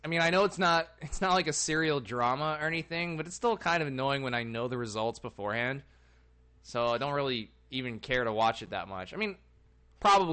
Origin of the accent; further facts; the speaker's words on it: United States; I'm an American with British ancestry